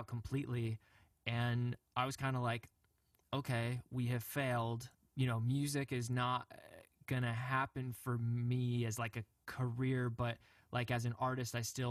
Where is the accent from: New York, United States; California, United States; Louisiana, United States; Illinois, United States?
New York, United States; Rochester; born or raised there